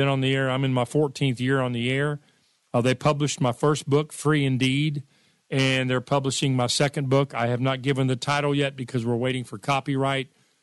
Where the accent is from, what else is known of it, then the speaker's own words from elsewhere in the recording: United States; I was born and raised in America.